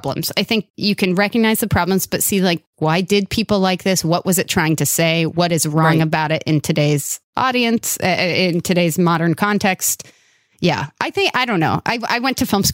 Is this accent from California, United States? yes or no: yes; Los Angeles, California, United States; I grew up in Northridge, California, part of the San Fernando Valley